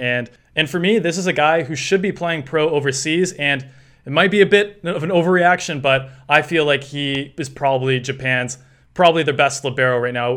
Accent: Canada; as a Canadian

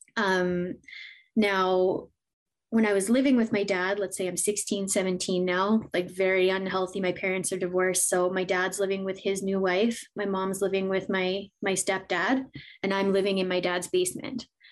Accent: Edmonton, Alberta, Canada; born and raised in Edmonton, Alberta, Canada. I'm still here

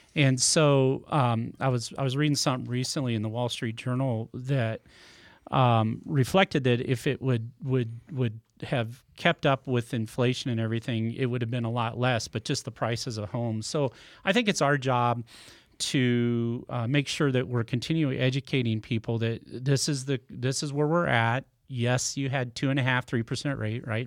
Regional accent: Nebraska, United States; moved away as an adult; also born or lived in California; now in Smithville, United States; I grew up in Nebraska

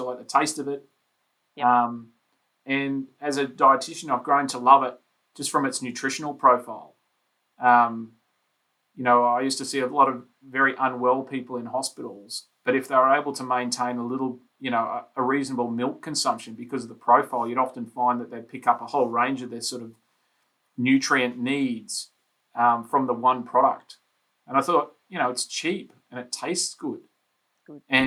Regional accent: Brisbane, Queensland, Australia; I grew up in Brisbane, on the south side of Brisbane

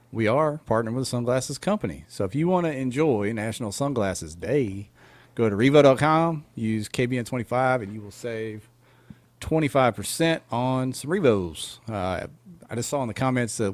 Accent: Midwest, United States; moved away; I'm from the Midwest originally

